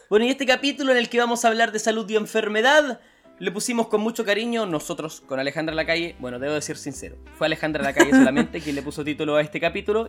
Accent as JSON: {"language": "Spanish", "country": "Chile", "also_born_or_lived": "New Zealand / Canada", "moved": "yes", "said": "los chilenos"}